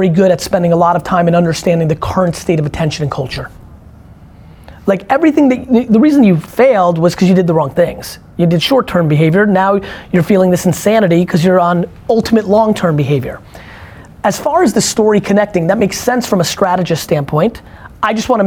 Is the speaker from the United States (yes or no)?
no; Belarus; moved away; I was born in Belarus